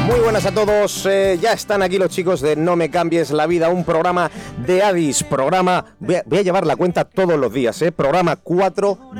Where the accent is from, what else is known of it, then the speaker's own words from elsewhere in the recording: Callosa de Segura, Valencian Community, Spain; yo soy de Callosa de Segura